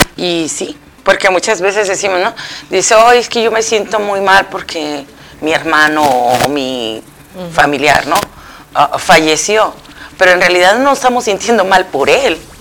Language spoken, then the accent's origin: Spanish; central Mexico, Mexico; moved away; yo soy del centro de México